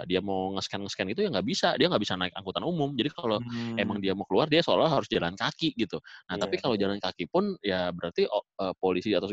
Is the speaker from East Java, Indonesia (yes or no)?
no; Bandung, West Java, Indonesia; now in Depok, Indonesia; Gue kan gue dulu zaman gue dari Bandung gue kaget juga ke Depok.